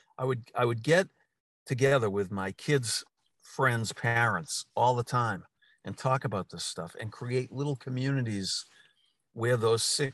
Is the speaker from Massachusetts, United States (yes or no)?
yes; Newton, Massachusetts, United States; I happen to be sitting in Newton, Mass, in my hometown